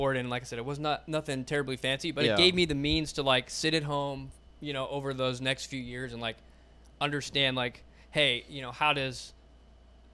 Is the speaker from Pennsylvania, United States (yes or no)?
no; Howell, Michigan, United States; moved away; So I grew up in Michigan.